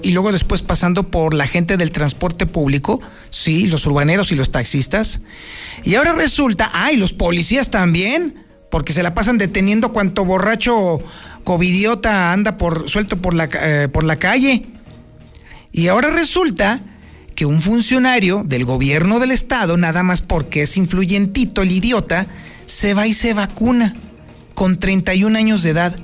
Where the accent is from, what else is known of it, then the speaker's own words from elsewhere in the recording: Mexico; somos mexicanos